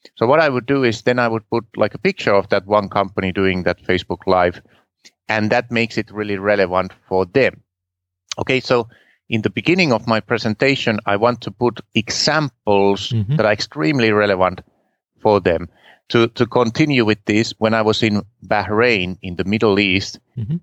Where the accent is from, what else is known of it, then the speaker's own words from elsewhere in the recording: Finland; English is a second language; I'm from Finland, and my English is not perfect